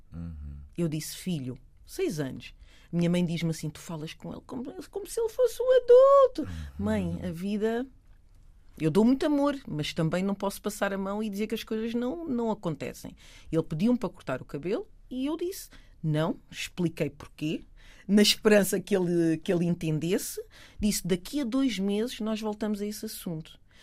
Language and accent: Portuguese; Portugal; Eu nasci em Portugal. Os meus pais são de Cabo Verde